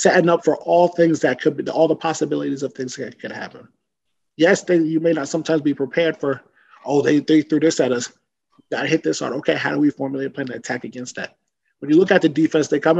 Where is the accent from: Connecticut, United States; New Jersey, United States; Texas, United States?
New Jersey, United States; Woodbridge; my hometown of Woodbridge, New Jersey